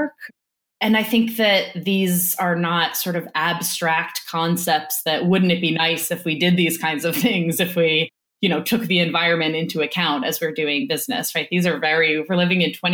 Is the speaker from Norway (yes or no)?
no; New Orleans, Louisiana, United States; moved away; I grew up in New Orleans